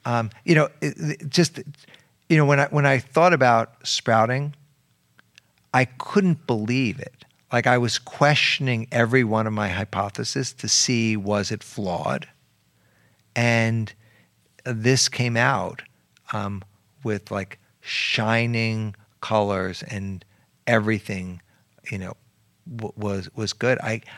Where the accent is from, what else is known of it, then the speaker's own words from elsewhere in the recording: New York City, New York, United States; I went to school. I went to elementary school in the Bronx. I went to high school in Harlem.